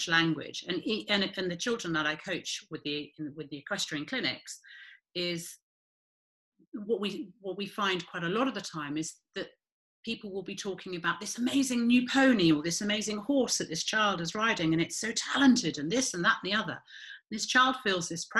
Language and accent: English; United Kingdom; we are so British